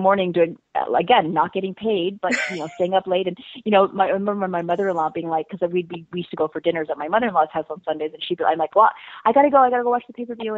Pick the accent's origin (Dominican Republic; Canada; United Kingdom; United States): Canada; We're also Canadian